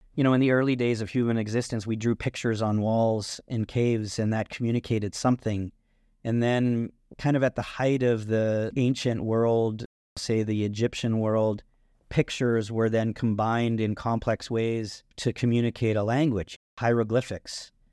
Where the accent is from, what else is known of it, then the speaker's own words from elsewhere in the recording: Burford, Ontario, Canada; also born or lived in Brantford, Ontario; I was born in Burford, which was tobacco farming country, kind of in between Brantford and Woodstock, Ontario. I also spent a lot of time in Brantford, Ontario as well. So Brantford's really the largest city around that area. But yeah, that's where I grew up